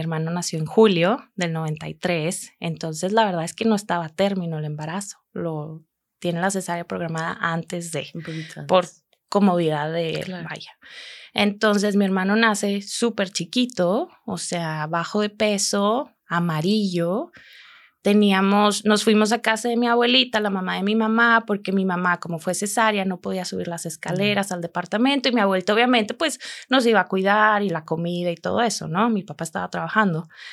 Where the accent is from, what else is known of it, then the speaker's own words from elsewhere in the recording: Monterrey, Nuevo León, Mexico; moved away as an adult; also born or lived in Germany; now in Chicago, United States; yo soy de aquí de Monterrey.